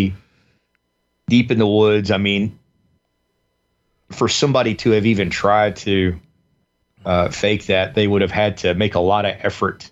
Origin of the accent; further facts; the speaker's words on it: the South, United States; growing up in the South, particularly too, where we were in the Bible Belt